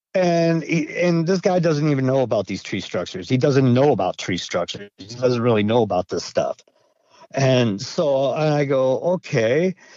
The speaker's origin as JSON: {"language": "English", "region": "Idaho", "country": "United States", "tie": "born or raised there", "also_born_or_lived": "Montana", "moved": "yes", "lives_now": "Maine, United States", "said": "I I grew up in Idaho, and you know I spent my summers in in a town of Cascade and a town of Stanley, Idaho"}